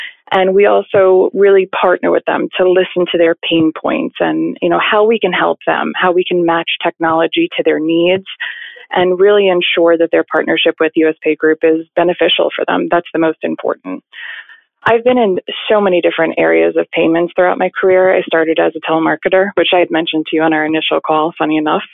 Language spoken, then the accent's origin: English; Bethpage, New York, United States; So I grew up in Long Island, New York, specifically Bethpage, which is about 30 minutes away from Manhattan